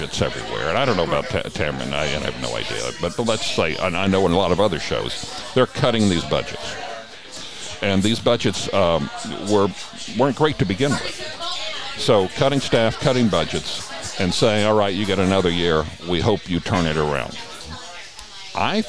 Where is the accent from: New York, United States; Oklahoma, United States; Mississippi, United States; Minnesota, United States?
Oklahoma, United States; Oklahoma City; moved away; when I was growing up in Oklahoma City